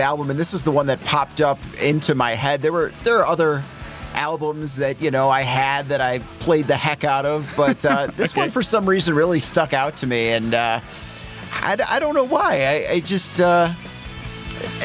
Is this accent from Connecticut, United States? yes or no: no; Roselle, Illinois, United States; growing up in Roselle, and I was in, I went to Lake Park High School